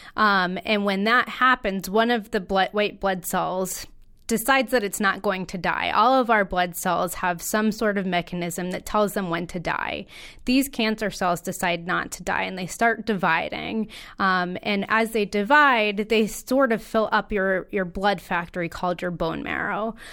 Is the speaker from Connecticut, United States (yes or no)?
yes; Connecticut, United States; I am a local native, born and raised in Connecticut.